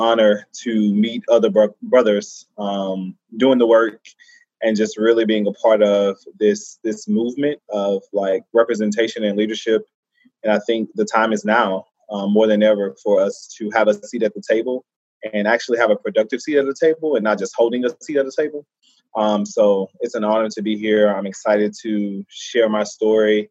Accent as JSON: {"language": "English", "town": "Baton Rouge", "region": "Louisiana", "country": "United States", "tie": "born or raised there", "said": "I grew up in Baton Rouge."}